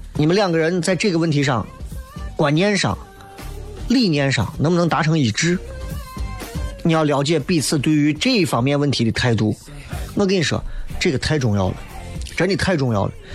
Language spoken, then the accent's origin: Chinese; China; 咱是中国人